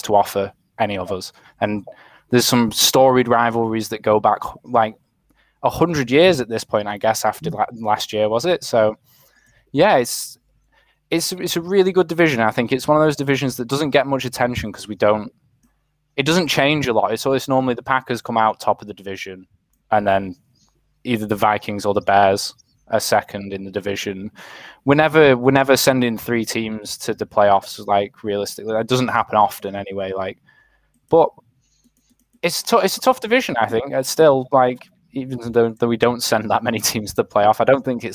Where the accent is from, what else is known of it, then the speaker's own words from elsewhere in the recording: England, United Kingdom; as English people